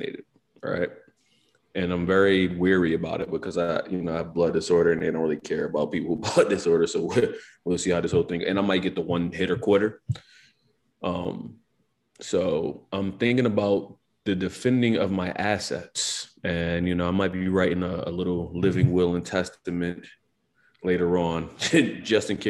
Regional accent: Philadelphia, Pennsylvania, United States; As a Philadelphian

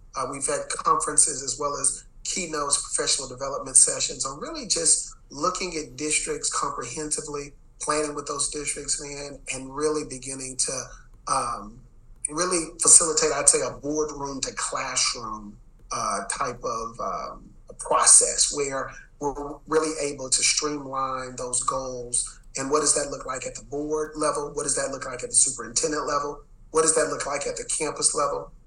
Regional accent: Dallas, Texas, United States; I'm from Dallas

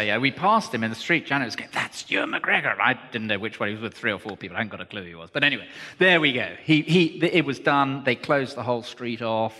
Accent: Cornwall, South West England, United Kingdom; moved away; Cornwall is the place that I was born, and it was a family farm, so we did all the work and everything

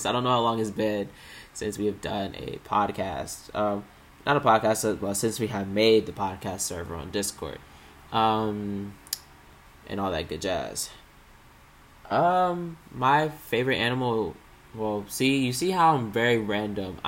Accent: Maryland, United States; I was born and raised in Maryland, still am living in Maryland.

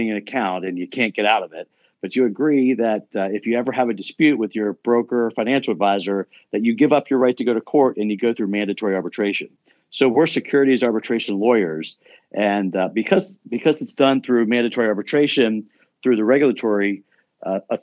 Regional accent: Charleston, West Virginia, United States; moved away as an adult; now in Columbus, United States; I grew up in a small city in West Virginia

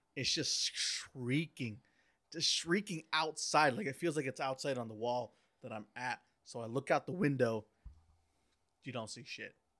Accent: Oaxaca, Mexico; I'm Oaxacan. Okay, so I'm from Oaxaca in Mexico

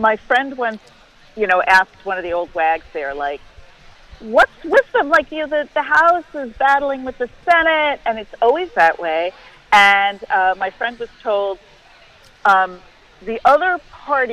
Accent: New York, United States; moved away; I'm from New York

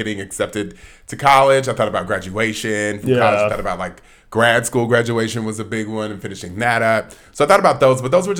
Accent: Atlanta, Georgia, United States; also born or lived in Southern California; I'm from Atlanta originally. Born in Southern California, but raised in Atlanta.

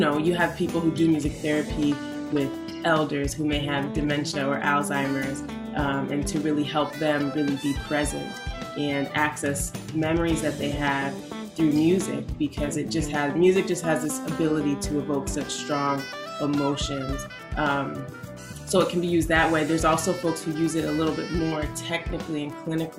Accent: Windsor, Connecticut, United States; I grew up in Windsor, Connecticut

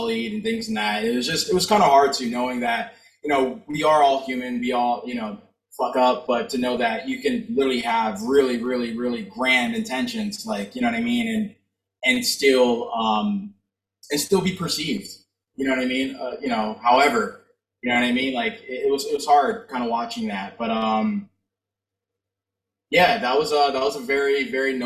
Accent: Florida, United States; moved away as an adult; also born or lived in California; now in Pennsylvania, United States; I'm from Florida. I'm from Florida. Like, I was born in California. I've lived in Florida my entire life

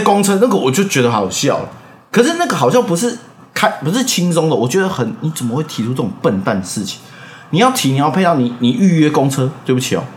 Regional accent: Taiwan; 我也在台湾出生

